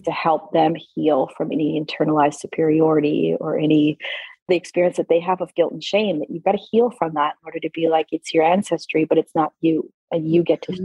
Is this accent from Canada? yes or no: yes; Alberta, Canada; I grew up in Alberta, Canada